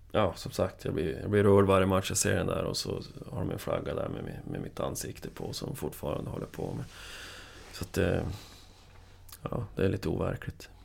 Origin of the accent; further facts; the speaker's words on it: Piteå, Norrbotten County, Sweden; jag är från Piteå